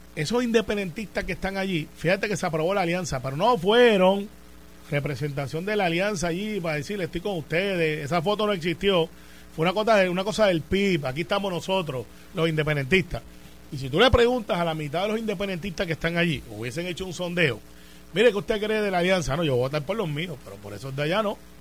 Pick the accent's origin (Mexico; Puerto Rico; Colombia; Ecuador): Puerto Rico; soy el primer puertorriqueño que está en ese comité